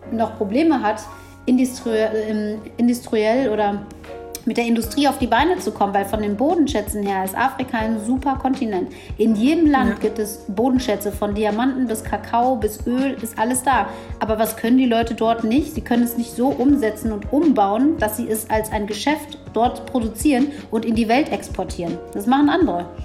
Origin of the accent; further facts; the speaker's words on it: Ethiopia; born there; Dann sage ich, ja, ich bin in Äthiopien geboren.